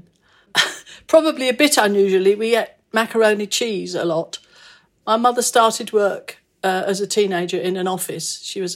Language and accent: English; London, United Kingdom; I was born in Hackney, in London, E5.